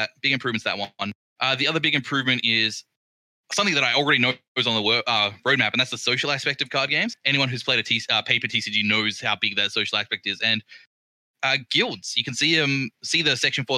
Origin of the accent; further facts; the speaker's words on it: Port Lincoln, South Australia, Australia; in Australia, my hometown is Port Lincoln